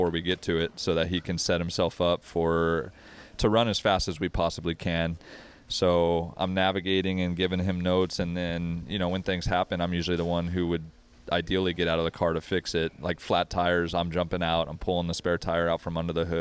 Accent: Wyoming, United States; now in California, United States; I grew up in Wyoming. My parents were in the military

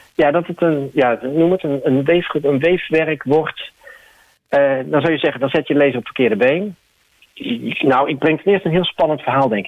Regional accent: The Hague, South Holland, Netherlands; Ik kom zelf natuurlijk uit Den Haag.

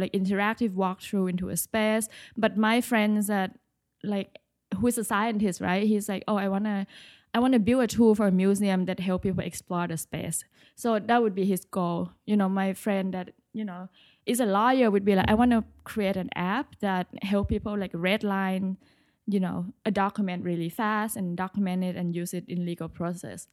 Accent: Bangkok, Thailand; moved away as an adult; now in New York, United States; I'm originally from Bangkok, Thailand. I moved to New York for school.

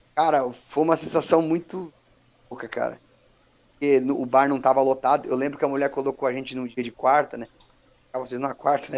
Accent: São Paulo, Brazil; also born or lived in Capelinha, Minas Gerais; eu sou natural de Capelinha, né, Minas Gerais, uhum. mas eu cresci, eu cresci em São Paulo

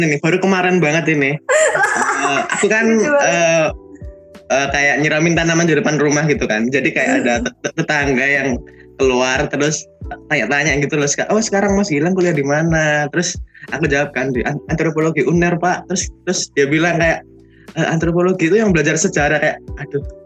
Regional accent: Surabaya, East Java, Indonesia; dari uh, Surabaya angkatan 2019

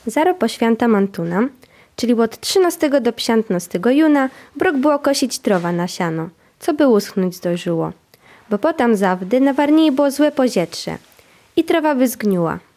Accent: Warmian-Masurian Voivodeship, Poland; accent: Warmian; słuchały tą moją gwarę, naszą gwarę warmińską, były zaciekawione

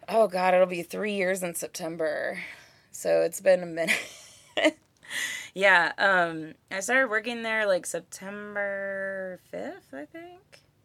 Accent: Kansas City, Kansas, United States; also born or lived in Santa Barbara, California / Albuquerque, New Mexico / Prairie Village, Kansas / Leawood, Kansas; We moved here when I was, like, a month from turning seven

